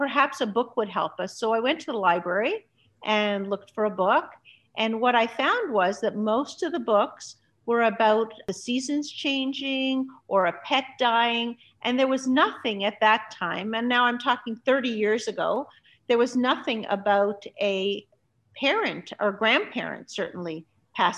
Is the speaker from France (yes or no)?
no; Montreal, Quebec, Canada; also born or lived in Budapest, Hungary; I grew up in Canada. I grew up in Montreal, Canada.